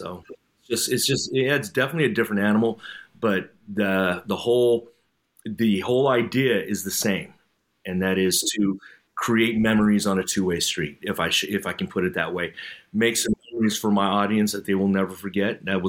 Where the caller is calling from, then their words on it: California, United States; I'm coming in from the Bay Area here in California.